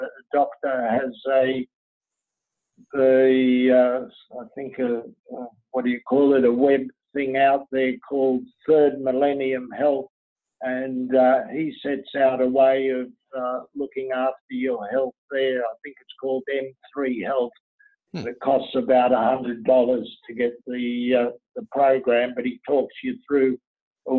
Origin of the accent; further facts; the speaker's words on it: Lebanon; I was born in Lebanon